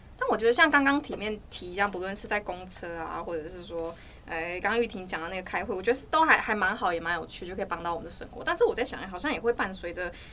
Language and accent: Chinese; Hualien County, Taiwan; 因为我是花莲人